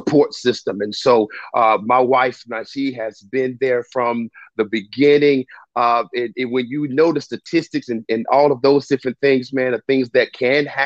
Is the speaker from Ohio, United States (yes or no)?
no; Spartanburg, South Carolina, United States; I'm from Spartanburg, South Carolina, born and raised